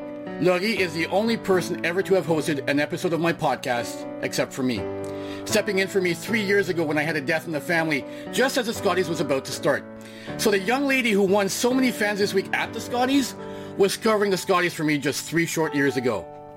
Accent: Canada; also born or lived in Timmins, Ontario; I'm Canadian

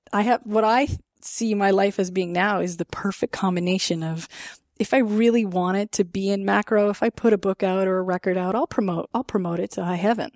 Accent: Canada; as a Canadian

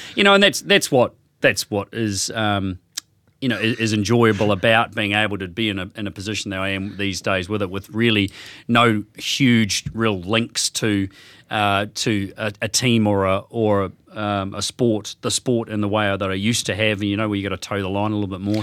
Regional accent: Hawke's Bay, New Zealand; moved away as an adult; also born or lived in Australia; I was originally from Hawke's Bay, uh, left there back in the nineties, whenever it was, and ended up in Australia

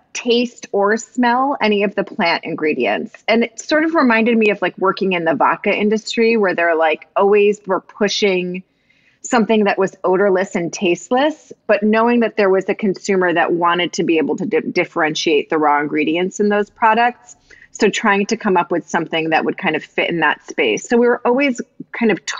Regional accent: East Coast, United States; moved away as an adult; also born or lived in New York; now in Portland, United States; So I'm from the East Coast originally also, and lived and worked in New York for most of my life and career, and then moved out to Portland

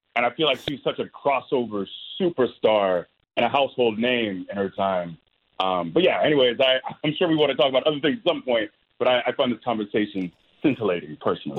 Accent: Tampa, Florida, United States; Tampa is my hometown. I'm born and raised here

